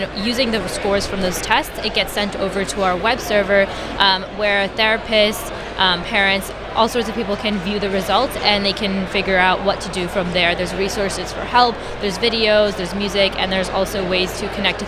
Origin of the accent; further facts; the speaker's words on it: New Jersey, United States; We are from New Jersey, but we live pretty close to New York